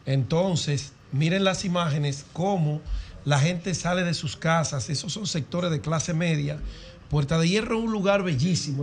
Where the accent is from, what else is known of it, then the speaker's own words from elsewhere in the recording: Dominican Republic; mi pueblo dominicano